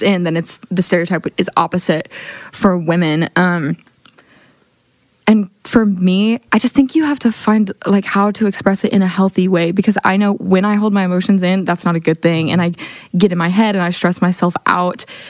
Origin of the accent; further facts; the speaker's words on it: Oklahoma City, Oklahoma, United States; I'm from Oklahoma City, Oklahoma.